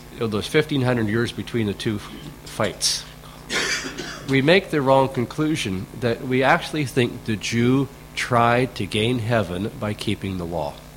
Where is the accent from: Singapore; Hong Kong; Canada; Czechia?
Canada; back when I grew up in Canada, in my generation